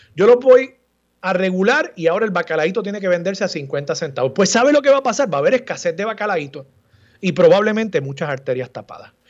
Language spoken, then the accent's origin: Spanish; Puerto Rico; todos los puertorriqueños caminando por las calles de esa ciudad murallada